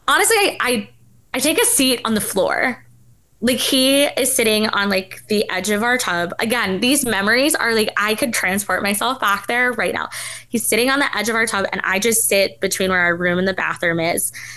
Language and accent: English; New York City, New York, United States; moved away as an adult; also born or lived in the South (US); I said I was from New York City